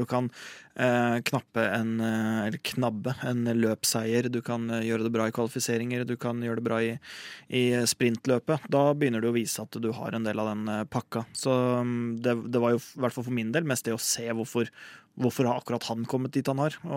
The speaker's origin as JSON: {"language": "Norwegian", "country": "Norway"}